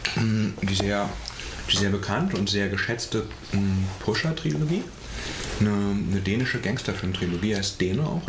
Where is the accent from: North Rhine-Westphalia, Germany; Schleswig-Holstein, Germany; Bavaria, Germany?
Schleswig-Holstein, Germany; ich bin halt in Schleswig-Holstein aufgewachsen